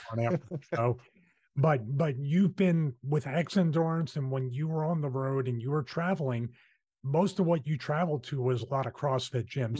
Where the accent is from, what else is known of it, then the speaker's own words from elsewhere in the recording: Philadelphia, Pennsylvania, United States; accent: Philly; that's my Philly accent